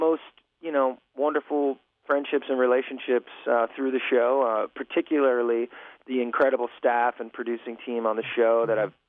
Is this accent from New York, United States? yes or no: yes; New York, United States; I was from New York.